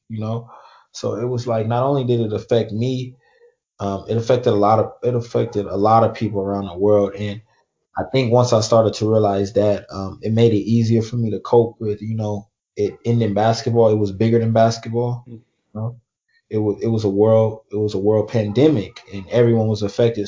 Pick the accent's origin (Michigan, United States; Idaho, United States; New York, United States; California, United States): California, United States; Oakland; I'm from Oakland, California